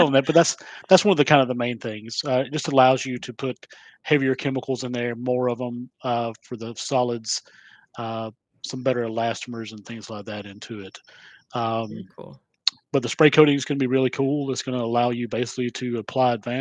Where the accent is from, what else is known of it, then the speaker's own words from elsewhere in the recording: Georgia, United States; I'm from Georgia and I speak real slow